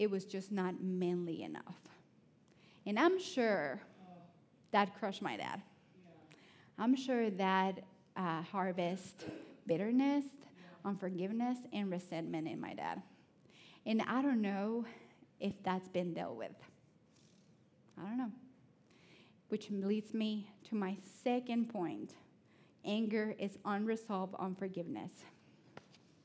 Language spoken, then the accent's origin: English; Honduras; English is a second language; now in Athens, United States; I know I'm from Honduras, but I'm a city girl